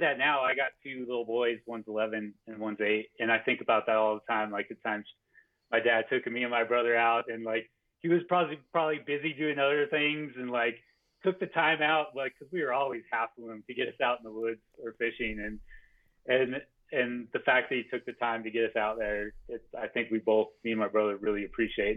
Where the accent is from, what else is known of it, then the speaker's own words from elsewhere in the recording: Farmington, New Mexico, United States; I grew up in Farmington, New Mexico, which is in the Four Corners region